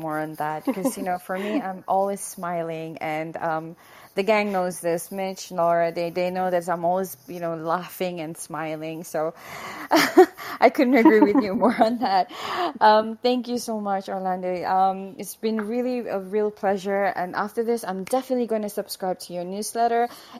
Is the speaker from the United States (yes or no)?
no; Brunei; I'm from Brunei Darussalam.